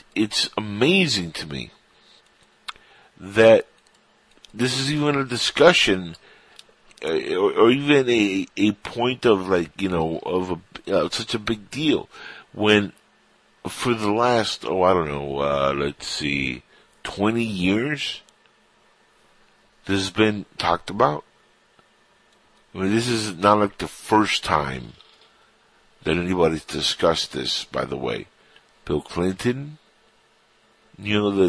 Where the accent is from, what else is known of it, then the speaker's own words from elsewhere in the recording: Cuba; now in United States; I'm Cuban, but when I say us, I'm talking about the United States, because I am Cuban-born, but I'm an American citizen